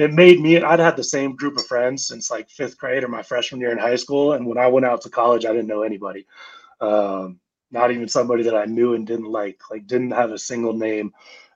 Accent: Campbell, California, United States; Grew up in the Bay, Campbell, California

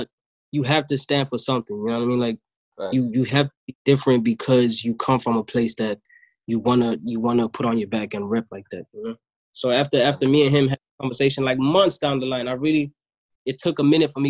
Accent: Durban, KwaZulu-Natal, South Africa; also born or lived in Johannesburg; I was born in Joburg, but I was raised in Durban

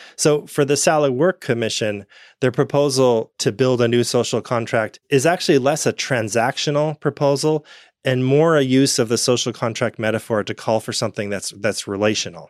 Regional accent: United States; I grew up in the United States

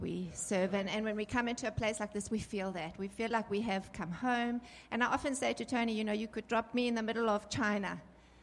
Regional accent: Johannesburg, Gauteng, South Africa; we're from Joburg

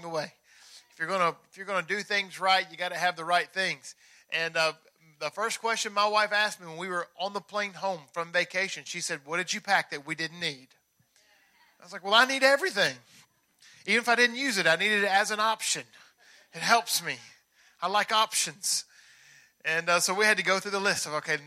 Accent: Tennessee, United States; I'm from Tennessee

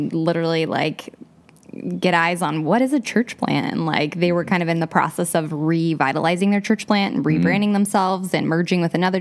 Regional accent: Milwaukie, Oregon, United States; now in Gresham, United States; I grew up in Milwaukee

